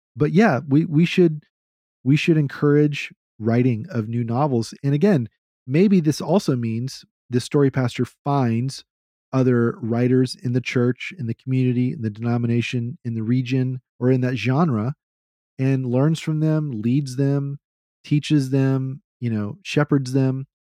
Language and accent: English; Texas, United States; As a Southerner, even though I'm a Texan